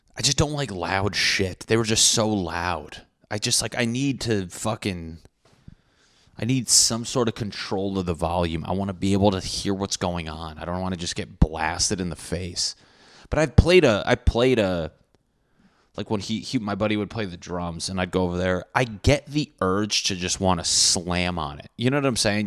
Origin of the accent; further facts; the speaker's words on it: Connecticut, United States; I'm from Connecticut